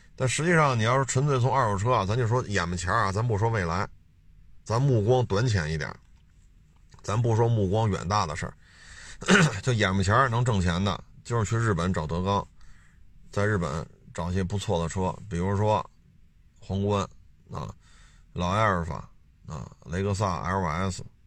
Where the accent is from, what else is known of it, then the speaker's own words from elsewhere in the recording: Beijing, China; 因为我生在这儿长在这儿嘛